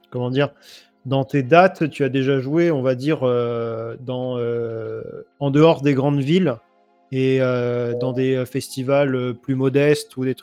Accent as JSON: {"language": "French", "town": "Soissons", "region": "Hauts-de-France", "country": "France", "said": "moi, je suis de Soissons."}